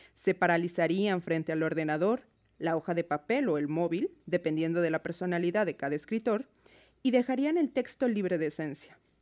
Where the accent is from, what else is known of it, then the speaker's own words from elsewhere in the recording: Mexico City, Mexico; moved away as an adult; now in Seattle, United States; Soy de México, de la Ciudad de México.